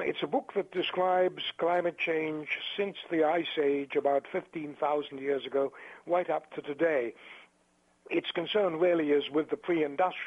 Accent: England, United Kingdom; moved away as an adult; also born or lived in Central Africa / East Africa / Champaign, Illinois; now in Santa Barbara, United States; I was born in England and went to Cambridge University

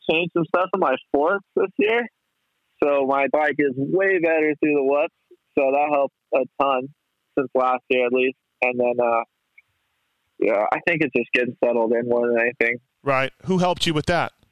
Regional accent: El Paso, Texas, United States; there's not there's not a whole lot to it, honestly born

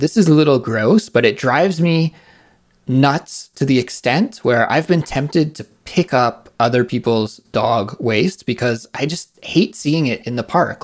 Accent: near Vancouver, British Columbia, Canada; Vancouver, which is very close to my hometown in Canada

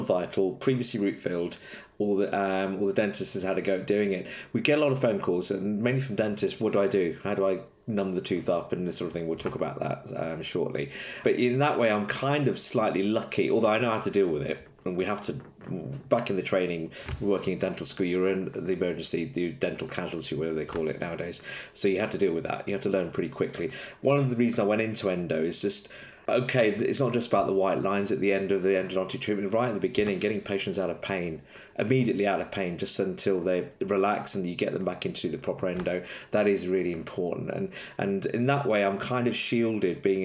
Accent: London, United Kingdom; moved away as an adult; now in Manchester, United Kingdom; I'm actually a Londoner, but I now live in Manchester

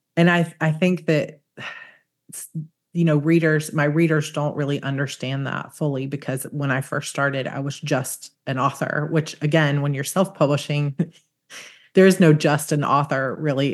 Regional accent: Georgia, United States; I grew up in Georgia

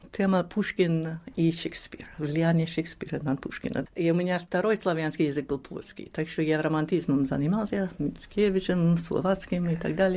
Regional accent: New York, United States; Russian is a second language; А мы выросли в Нью-Йорке

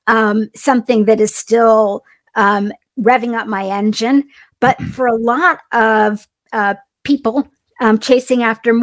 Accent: a small town in Indiana, United States; I grew up in a small town in Indiana, and I'm half Indian, and my mom's from upstate New York, my dad's from India.

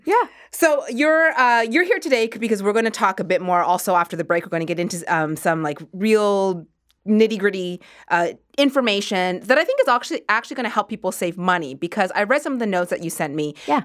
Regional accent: Halifax, Nova Scotia, Canada; moved away; my parents are in Halifax, which is where I grew up. I grew up in Nova Scotia

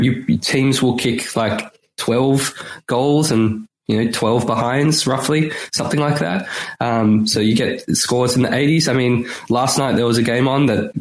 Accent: Melbourne, Victoria, Australia; now in Sydney, Australia; now I live in Sydney, but where I grew up in Melbourne, there's, that's in Victoria

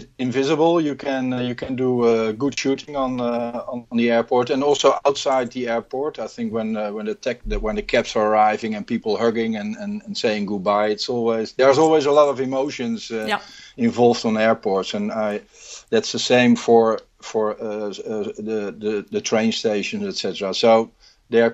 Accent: Rotterdam, South Holland, Netherlands; I was born and raised in Rotterdam

